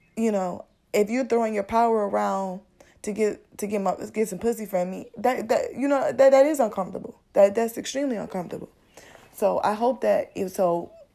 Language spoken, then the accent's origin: English; Midwest, United States; I'm from the Midwest